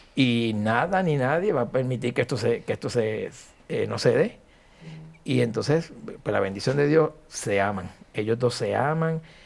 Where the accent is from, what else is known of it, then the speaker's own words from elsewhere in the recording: Añasco, Puerto Rico; mi pueblo de Añasco